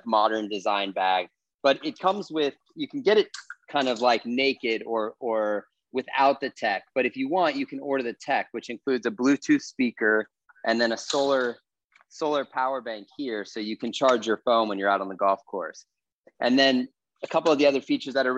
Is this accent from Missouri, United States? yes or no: yes; St. Louis, Missouri, United States; moved away as an adult; also born or lived in Los Angeles; I moved from St. Louis, or outside of St. Louis, where I grew up